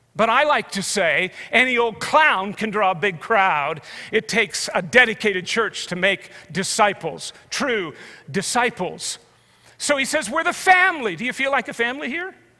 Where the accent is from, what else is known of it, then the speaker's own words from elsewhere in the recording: Canada; as a Canadian